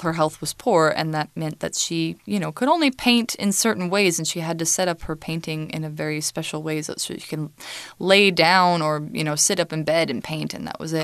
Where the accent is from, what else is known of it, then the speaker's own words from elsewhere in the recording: United States; I am American